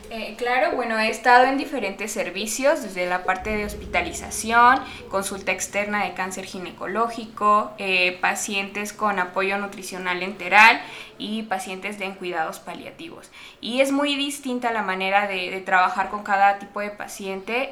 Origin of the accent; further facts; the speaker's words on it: Mexico; que no tenemos la cultura como, como mexicano de, tratarnos